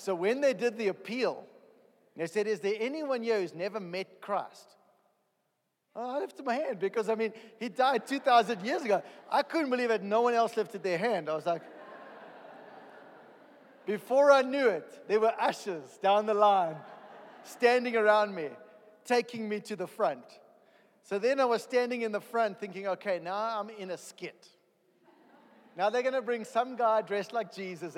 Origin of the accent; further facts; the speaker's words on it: East London, Eastern Cape, South Africa; moved away; I'm a South African. I was born in East London, in a little corner of South Africa